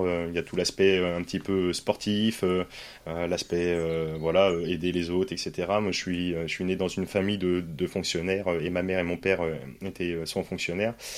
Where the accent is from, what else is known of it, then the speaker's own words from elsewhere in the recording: Poitiers, Nouvelle-Aquitaine, France; moved away as an adult; also born or lived in Paris / Nord; moi je suis originaire de Poitiers